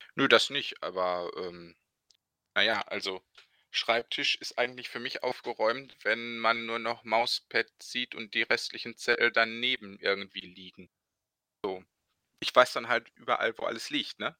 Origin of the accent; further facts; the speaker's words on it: Bochum, North Rhine-Westphalia, Germany; genau genommen komme ich aus äh, Bochum, bin also nicht nur ein Ruhrpottkind, sondern auch ein Bochumer Jung